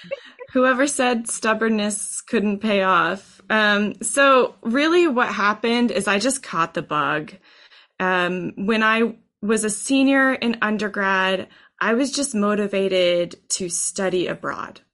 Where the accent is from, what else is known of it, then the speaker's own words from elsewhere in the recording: Texas, United States; I grew up in Texas high school band programs